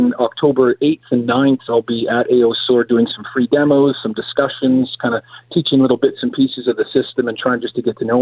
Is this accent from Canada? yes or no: yes; Canada; I'm a Canadian cop